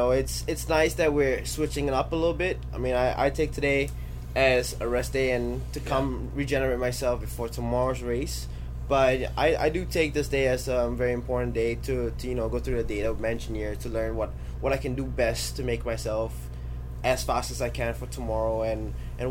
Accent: Florida, United States; it's my home state.

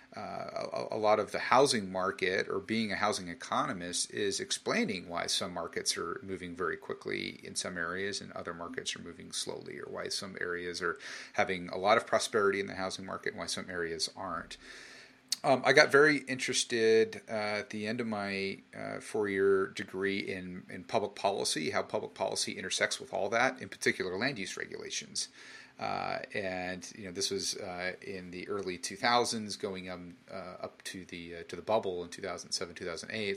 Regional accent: San Jose, California, United States; also born or lived in Arizona / Australia; my hometown of San Jose

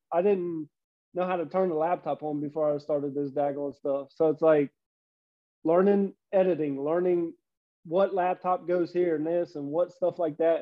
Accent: Cincinnati, Ohio, United States; also born or lived in Tennessee / Florida; born and raised in Cincinnati, but you know there's a few years in there. I went to Tennessee for a year, Florida for a year

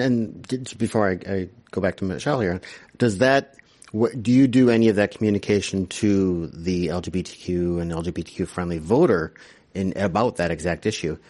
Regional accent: Wisconsin, United States; My home state

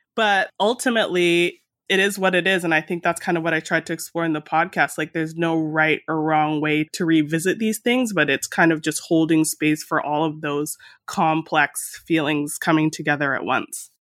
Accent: Mississauga, Ontario, Canada; also born or lived in Toronto; I was born in Toronto and grew up in a suburb that's around thirty minutes in light traffic west of the city called Mississauga

